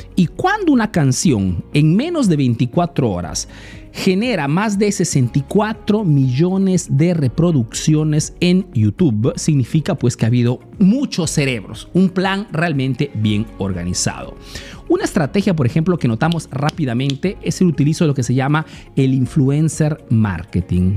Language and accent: Spanish; Peru; now in Italy